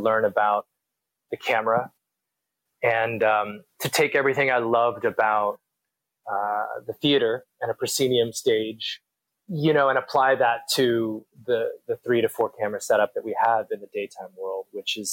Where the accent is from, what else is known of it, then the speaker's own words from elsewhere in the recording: Louisville, Kentucky, United States; moved away as an adult; also born or lived in New York City; now in California, United States; born and raised in Louisville, but I grew up in New York City